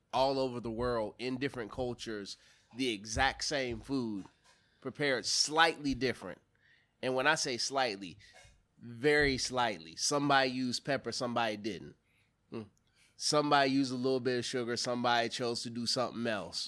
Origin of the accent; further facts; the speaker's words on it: the South, United States; I'm from the South. My parents are from the South